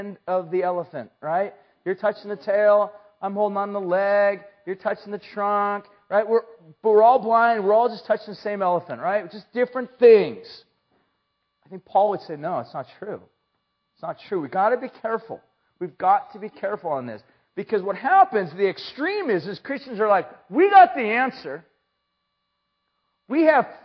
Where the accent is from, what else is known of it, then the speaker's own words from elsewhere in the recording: San Luis Obispo, California, United States; from, California and, San Luis